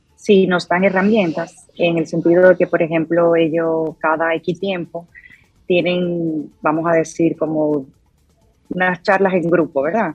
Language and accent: Spanish; Dominican Republic; now in United States; yo como dominicana